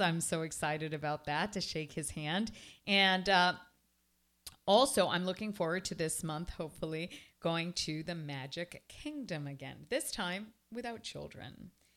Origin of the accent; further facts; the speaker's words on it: Toronto, Ontario, Canada; now in Miami, United States; I was raised in Toronto